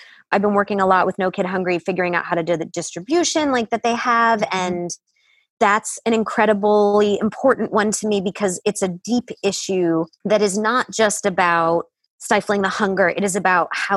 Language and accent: English; Detroit, Michigan, United States; I grew up in Detroit